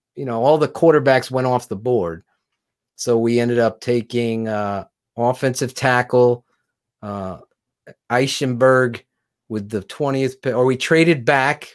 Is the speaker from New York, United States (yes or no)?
no; Wallingford, Connecticut, United States; the next town over where I grew up in Wallingford, Connecticut